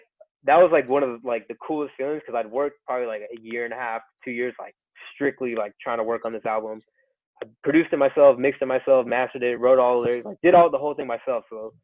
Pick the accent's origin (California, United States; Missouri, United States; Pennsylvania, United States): California, United States; Chino Hills; also born or lived in Pomona / Claremont; I grew up in Chino Hills